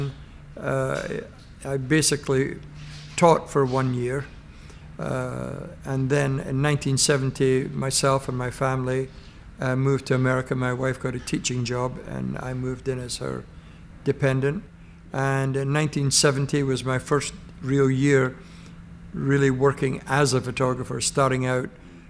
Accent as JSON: {"language": "English", "town": "Edinburgh", "region": "Scotland", "country": "United Kingdom", "tie": "born or raised there", "moved": "yes", "lives_now": "New York City, United States", "said": "I was born in Scotland. I was born in Edinburgh, which is the capital of Scotland"}